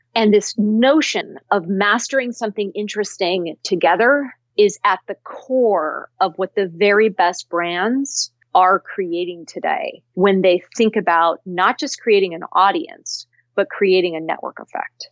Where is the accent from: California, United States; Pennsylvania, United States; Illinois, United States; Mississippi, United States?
California, United States; Cupertino; I grew up in Cupertino, uh, California